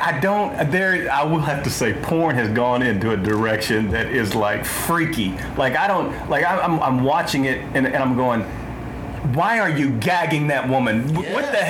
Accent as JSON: {"language": "English", "region": "Arkansas", "country": "United States", "said": "I'm from Arkansas"}